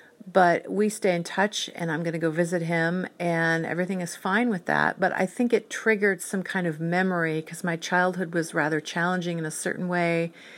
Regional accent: Whidbey Island, Washington, United States; also born or lived in San Diego; And when I was 9, we moved from San Diego to Whidbey Island. And I really missed my grandparents and my dad.

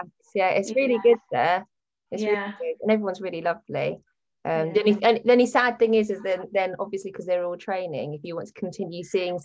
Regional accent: West Wickham, London, United Kingdom; I grew up in West Wickham.

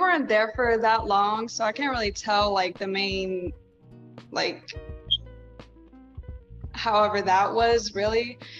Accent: Guam; also born or lived in everywhere; I'm from Guam. I'm a military brat, so I'm also kind of from everywhere.

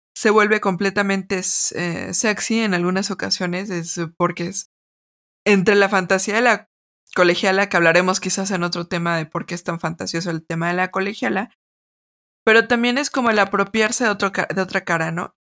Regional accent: Mexico; yo como mexicana

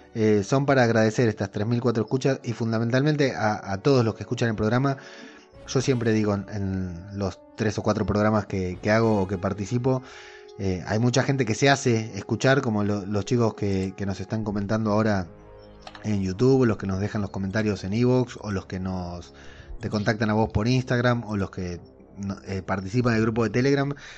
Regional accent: Argentina

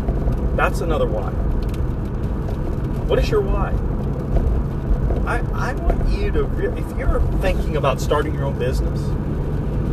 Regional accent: Florida, United States; moved away; My family lives in Florida. I'm from Florida

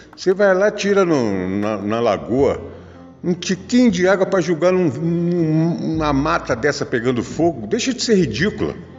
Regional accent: Rio de Janeiro, Brazil; Eu eu sou natural do Rio de Janeiro, nasci em Jacarepaguá, no Rio de Janeiro, em casa.

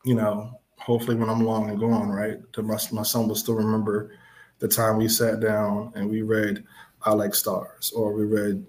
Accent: Philadelphia, Pennsylvania, United States; I'm from West Philly

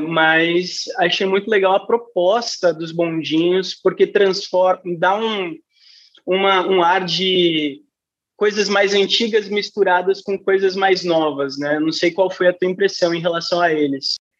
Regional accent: São Paulo, Brazil; eu sou de São Paulo

